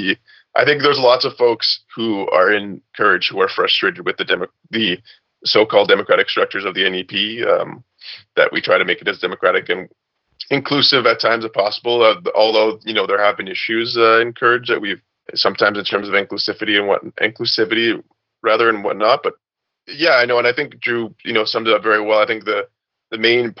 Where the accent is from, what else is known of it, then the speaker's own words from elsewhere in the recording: Montreal, Quebec, Canada; now in Ottawa, Canada; I'm from Montreal